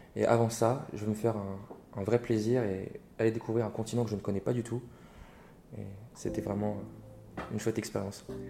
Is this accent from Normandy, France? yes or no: no; Reims, Grand Est, France; moved away; also born or lived in Paris / Bordeaux; Je suis né et j'ai grandi euh, à Reims, donc je suis un cornichon